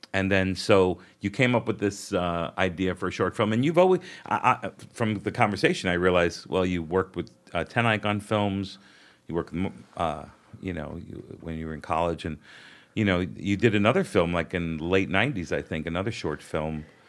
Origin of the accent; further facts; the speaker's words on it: New York City, New York, United States; I grew up in Brooklyn